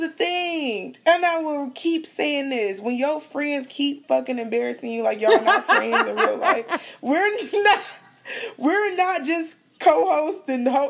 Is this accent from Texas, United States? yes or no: no; Cleveland, Ohio, United States; moved away; I'm going back to my hometown of Cleveland, Ohio.